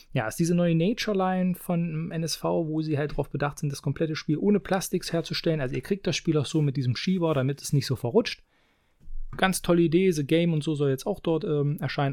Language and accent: German; Halberstadt, Saxony-Anhalt, Germany; hier in meiner Heimat in Halberstadt